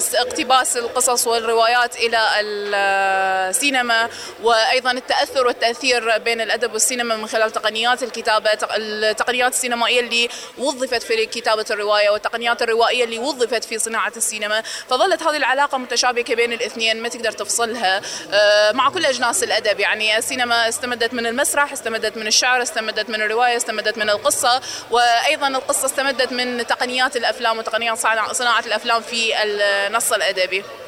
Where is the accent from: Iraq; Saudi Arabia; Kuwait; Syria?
Iraq; عندنا بالعراق